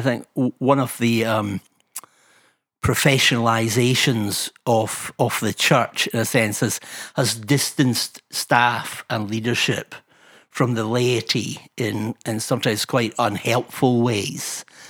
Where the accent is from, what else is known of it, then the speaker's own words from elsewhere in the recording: Fife, Scotland, United Kingdom; a cantankerous wee fifer